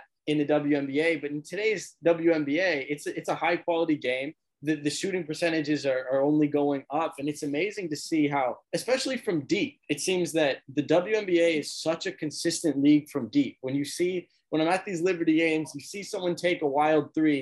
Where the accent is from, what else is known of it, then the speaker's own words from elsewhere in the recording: Pasadena, California, United States; I'm from Pasadena